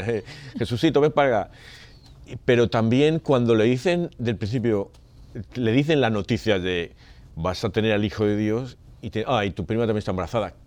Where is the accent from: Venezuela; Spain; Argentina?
Spain; yo vengo de España